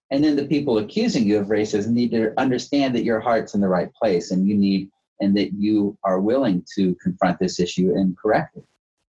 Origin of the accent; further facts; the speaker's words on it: Alabama, United States; moved away; I grew up in Alabama, and I was at a friend's house in high school